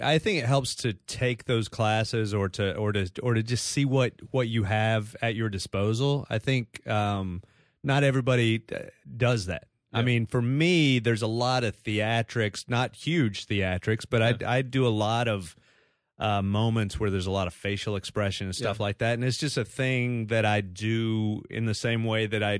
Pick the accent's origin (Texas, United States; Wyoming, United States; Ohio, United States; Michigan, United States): Texas, United States; Dallas; accent: Texas; now in New York, United States; I'm from Texas